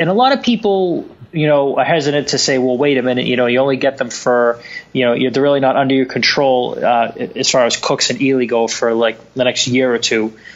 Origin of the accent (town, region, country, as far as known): Boston, Massachusetts, United States; accent: Boston